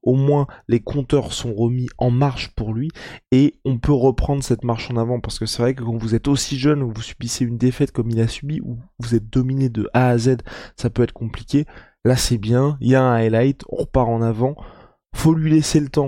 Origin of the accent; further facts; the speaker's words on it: France; Moi, en tant que Français